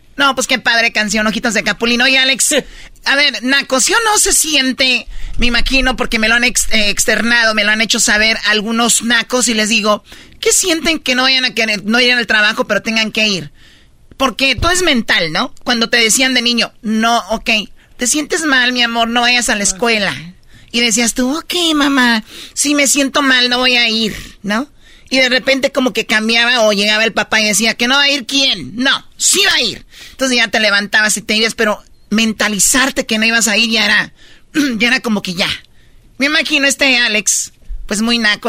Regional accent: Tepatitlán, Jalisco, Mexico; soy de Tepatitlán

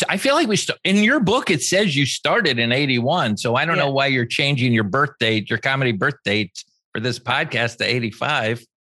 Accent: Los Angeles, California, United States; I was born in Los Angeles at the same hospital that Robert Kennedy died

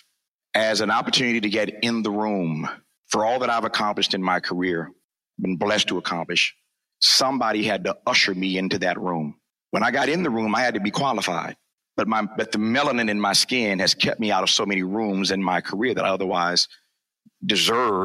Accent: Indiana, United States; also born or lived in Mississippi; growing up in Indiana, in Mississippi

